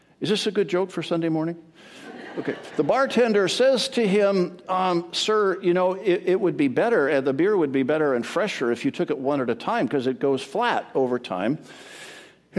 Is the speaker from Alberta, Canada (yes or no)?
yes; Edmonton, Alberta, Canada; now in Edmonds, United States; I grew up in Edmonton, Alberta, Canada, the land of the frozen chosen.